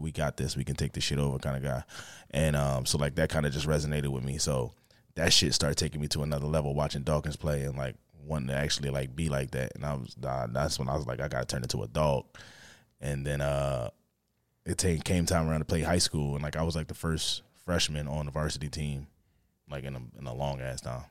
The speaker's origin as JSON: {"language": "English", "town": "Philadelphia", "region": "Pennsylvania", "country": "United States", "tie": "born or raised there", "said": "grew up in, uh, in Northeast at first. I was in Northeast until, like, fourth grade"}